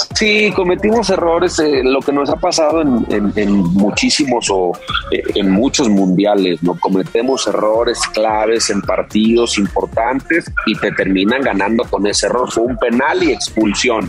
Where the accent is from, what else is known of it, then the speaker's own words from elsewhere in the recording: León, Guanajuato, Mexico; Yo soy de León, empecé como profesional en León, Guanajuato